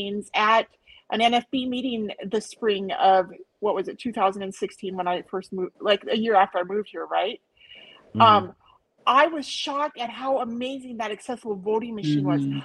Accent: United States; I'm an American

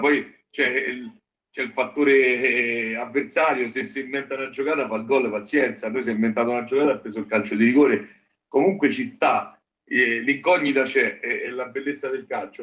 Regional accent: Genazzano, Lazio, Italy; io sono di Genazzano

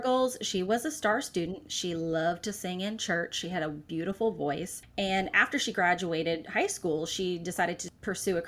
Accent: Florida, United States; moved away as an adult; now in South Carolina, United States; I am from Florida, born and raised until about 22 years old, and then we were transplants into South Carolina

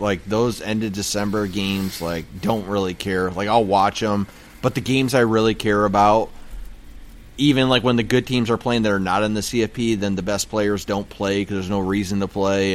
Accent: Ovid, Michigan, United States; I'm from Ovid, Michigan

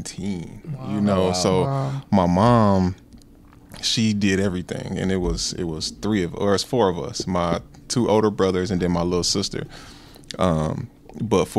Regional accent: Milan, Tennessee, United States; moved away as an adult; now in Wisconsin, United States; I was born here

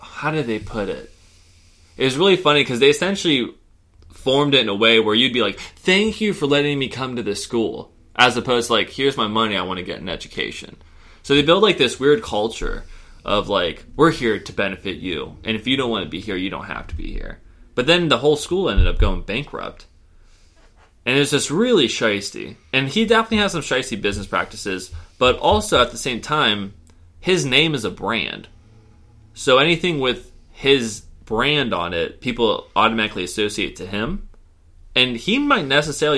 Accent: Warren, Ohio, United States; I grew up in Warren, Ohio

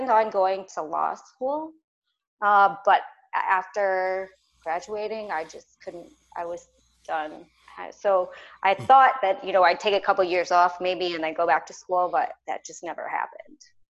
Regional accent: St. Louis, Missouri, United States; moved away as an adult; also born or lived in Los Angeles, California / Chicago, Illinois; I'm from the Midwest. So I'm from Missouri

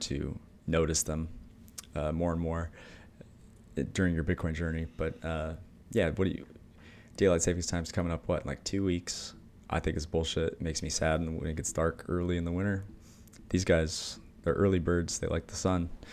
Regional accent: Michigan, United States; I grew up in Michigan

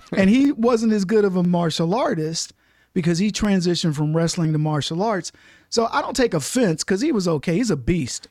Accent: Brady, Texas, United States; also born or lived in Dallas, Texas; twenty-five thousand acre cattle ranch in Brady, Texas is where I grew up

